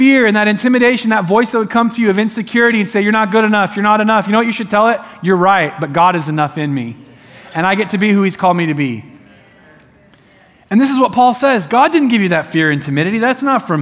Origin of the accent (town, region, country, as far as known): Eugene, Oregon, United States